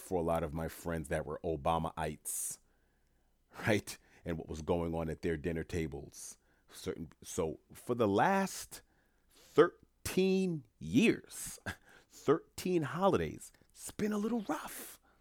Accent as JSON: {"language": "English", "town": "New York City", "region": "New York", "country": "United States", "moved": "yes", "said": "I'm from New York City originally"}